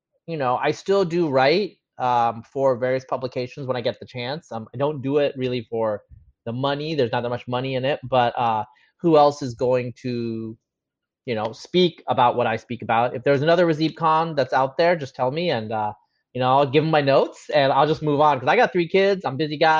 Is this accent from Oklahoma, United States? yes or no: no; Eastern Oregon, United States; moved away as an adult; also born or lived in Bangladesh / Bay Area / Austin; growing up where I grew up in Eastern Oregon.